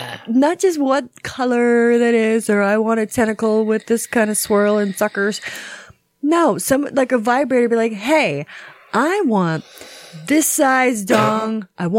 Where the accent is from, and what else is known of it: Florida, United States